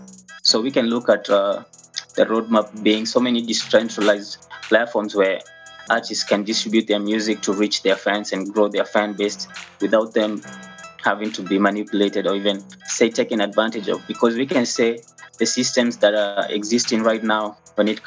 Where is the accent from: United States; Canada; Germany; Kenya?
Kenya; also born or lived in Ruiru, Kenya; I'm a Kenyan national. I live in Ruiru, Kenya